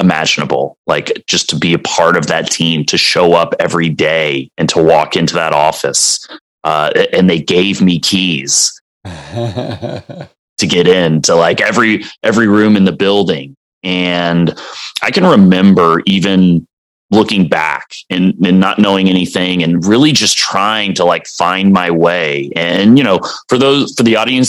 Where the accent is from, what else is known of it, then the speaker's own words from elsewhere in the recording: Dallas, Texas, United States; also born or lived in Colorado; I grew up in Dallas